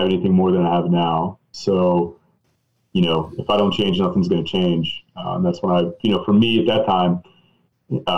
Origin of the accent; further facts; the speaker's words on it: East Tennessee, United States; I'm from East Tennessee